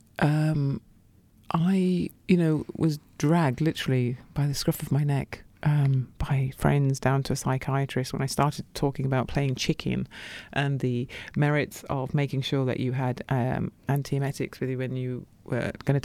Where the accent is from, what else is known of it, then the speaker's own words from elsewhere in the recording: Coventry, West Midlands, United Kingdom; moved away; also born or lived in Birmingham; growing up in Coventry